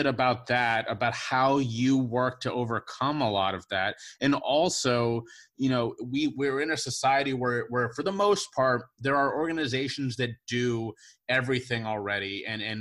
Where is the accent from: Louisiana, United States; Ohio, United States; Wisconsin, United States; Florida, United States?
Ohio, United States; Cincinnati; also born or lived in New York; now in Charleston, United States; I was born and raised in Cincinnati, Ohio